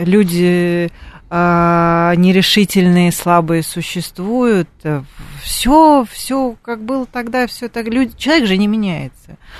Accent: Moscow, Russia; мы, москвичи

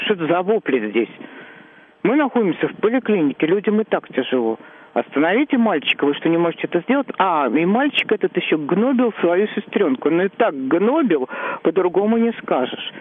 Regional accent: Moscow, Russia; я сверхкоренная москвичка

